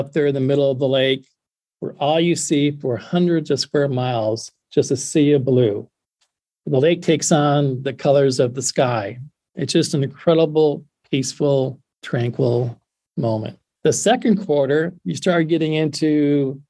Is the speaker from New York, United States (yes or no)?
no; West Michigan, United States; I grew up on West Michigan.